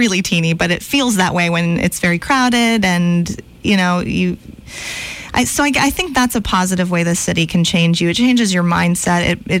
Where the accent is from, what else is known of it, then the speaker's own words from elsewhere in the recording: Montgomery, Alabama, United States; now in New York, United States; And being, you know, growing up in Montgomery, Alabama, it's a rough transition